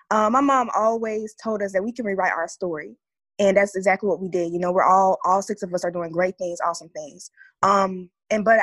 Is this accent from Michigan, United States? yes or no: no; Atlanta, Georgia, United States; Atlanta, Georgia.